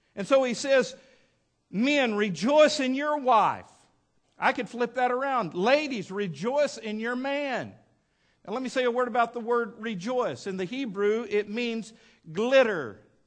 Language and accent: English; West Texas, United States; now in Fort Smith, United States; when I was a kid growing up in West Texas